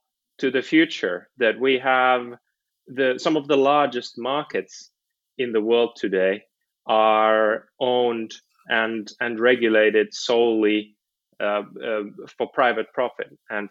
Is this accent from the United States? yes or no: no; Helsinki, Uusimaa, Finland; moved away as an adult; now in Oxford, United Kingdom; In Finland, I'm from Helsinki